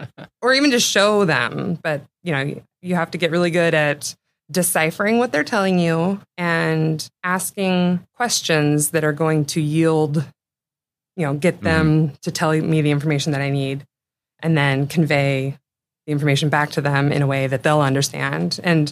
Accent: Seattle, Washington, United States; also born or lived in St. Charles, Missouri; I was born on Capitol Hill. And I've lived most of my life in the greater Seattle area.

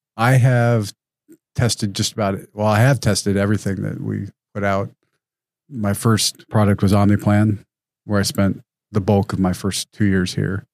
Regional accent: Wyoming, United States; moved away as an adult; I was a high school student in Wyoming

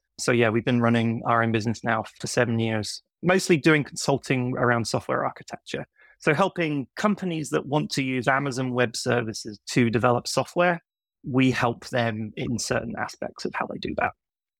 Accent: United Kingdom; now in New York, United States; of a strange accent because I grew up in the UK and I moved to New York in 2006. So 17 years ago.

